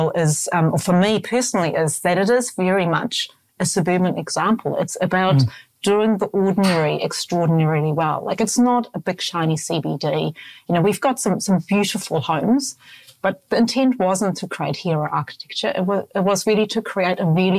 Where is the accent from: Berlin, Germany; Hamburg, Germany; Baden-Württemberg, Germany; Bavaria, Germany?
Hamburg, Germany; now in New Zealand; Hamburg's my hometown